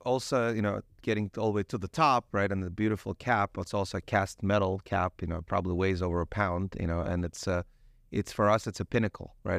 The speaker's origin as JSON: {"language": "English", "country": "Ukraine", "moved": "yes", "lives_now": "United States", "said": "I originally I'm from Ukraine. So I'm actually arrived here as an immigrant uh, about 30 years ago"}